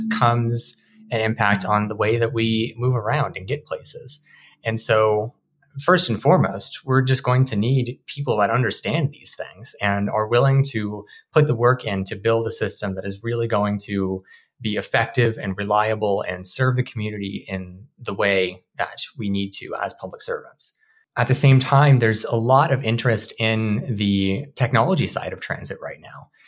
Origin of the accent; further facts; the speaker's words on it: Marysville, Washington, United States; I'm from Marysville, which is a very different built environment compared to Seattle.